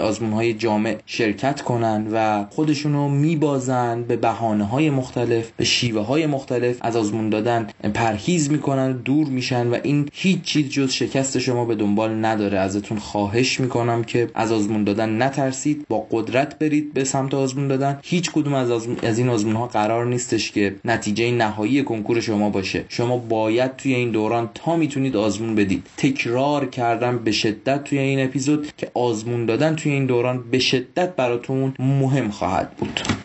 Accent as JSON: {"language": "Persian", "town": "Mashhad", "region": "Razavi Khorasan", "country": "Iran", "tie": "born or raised there", "moved": "as an adult", "lives_now": "Tehran, Iran", "said": "توی مشهد بزرگ شدم"}